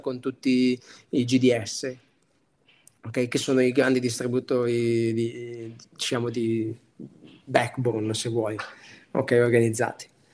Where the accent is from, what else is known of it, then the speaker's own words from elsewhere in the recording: Piacenza, Emilia-Romagna, Italy; also born or lived in Milan; da buon emiliano